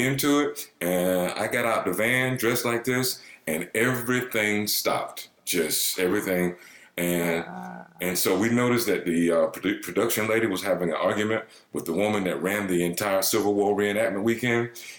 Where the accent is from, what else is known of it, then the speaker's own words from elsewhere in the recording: the South, United States; moved away; I'm from the South. You know, I grew up with, you know, murderous working class white people.